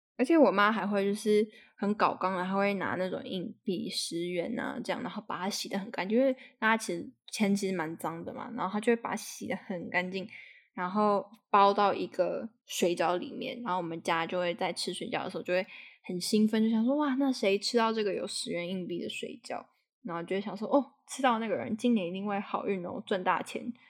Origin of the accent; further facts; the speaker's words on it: Taipei, Taiwan; 我是在台北长大的，但其实我爸跟我妈他们都是彰化人